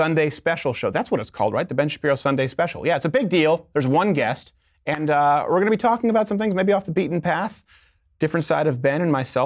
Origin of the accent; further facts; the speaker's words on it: Canada; now in United States; my home country of Canada